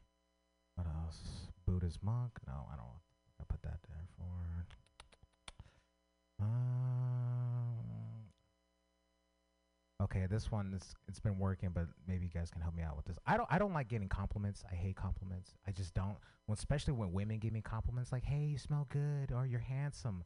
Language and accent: English; San Francisco, California, United States; I grew up in San Francisco